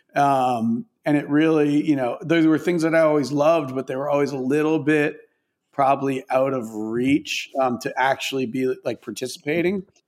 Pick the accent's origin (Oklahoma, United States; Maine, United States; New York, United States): Maine, United States; moved away; I grew up in Maine, and like pretty pretty rural suburb, if you could even call it that, in Maine